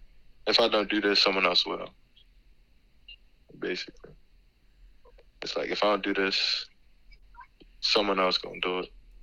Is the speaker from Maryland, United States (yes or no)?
yes; Berry Hall, Maryland, United States; I'm from Berry Hall, Maryland. I grew up in Berry Hall, Maryland most of my life.